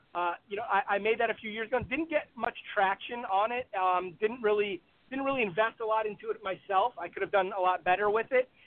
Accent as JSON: {"language": "English", "region": "Midwest", "country": "United States", "tie": "born or raised there", "also_born_or_lived": "Aberdeen, Scotland", "said": "I grew up in the Midwest"}